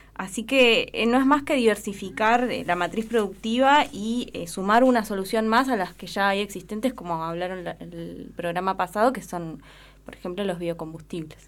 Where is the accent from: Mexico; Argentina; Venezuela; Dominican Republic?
Argentina; Junín de los Andes, Neuquén; moved away as an adult; also born or lived in La Plata; now in Esquel, Argentina; Yo soy oriunda de Junín de los Andes